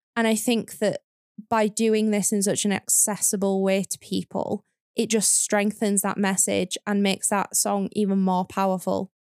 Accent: the North, the north of England, United Kingdom; my experience growing up in the North

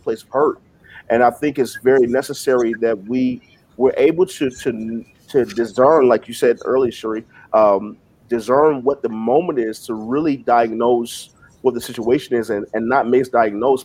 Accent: the South, United States; I grew up in the South.

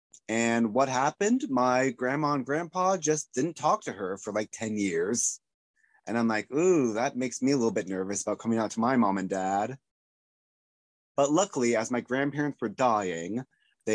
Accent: Oregon, United States; I grew up in Oregon, so when I was hanging out with my grandma, I had my grandma's rules

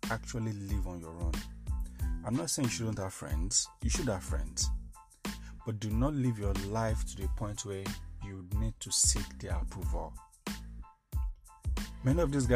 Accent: Nigeria; as a Nigerian man

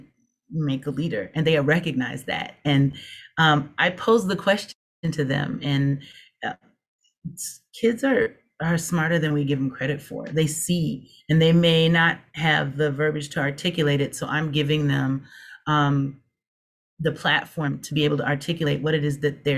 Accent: Minnesota, United States; also born or lived in Texas; I have lived in Texas, and I have lived, but I'm from Minnesota

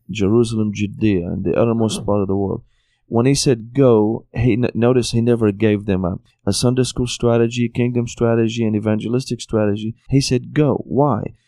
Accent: Syria; moved away as an adult; also born or lived in Tennessee, United States; now in United States; I was born and raised in Syria

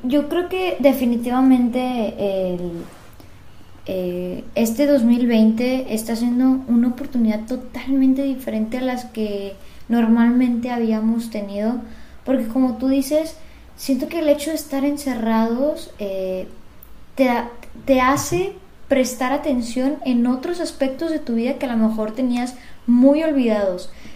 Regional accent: Monterrey, Nuevo León, Mexico; yo soy de Monterrey, formo parte del área metropolitana

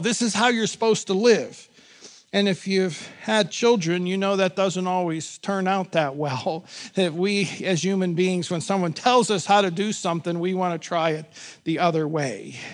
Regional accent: Pittsburgh, Pennsylvania, United States; I grew up in Pittsburgh, born and raised

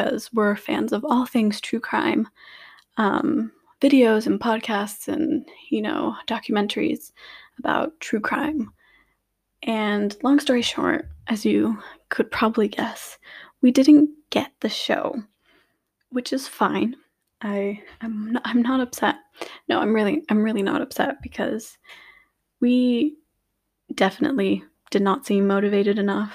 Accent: Lithuania; also born or lived in United States / Luxembourg; now in United Kingdom; I was born and raised in Lithuania. However, I've also lived in America, and currently my family resides in Luxembourg

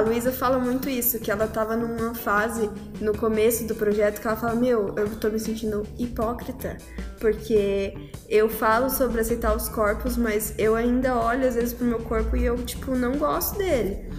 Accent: Campinas, São Paulo, Brazil; moved away as an adult; now in São Paulo, Brazil; quando eu vim para São Paulo, que eu sou de Campinas, comecei a morar sozinha e, né, nos meus 18 anos

